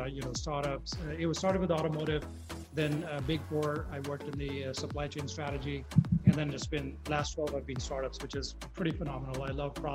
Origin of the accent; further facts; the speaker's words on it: India; moved away as an adult; also born or lived in Detroit, United States; now in United States; I grew up in India. My father was in the army